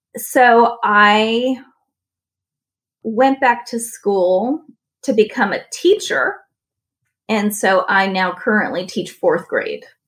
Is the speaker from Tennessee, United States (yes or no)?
no; San Francisco, California, United States; moved away as an adult; I grew up in San Francisco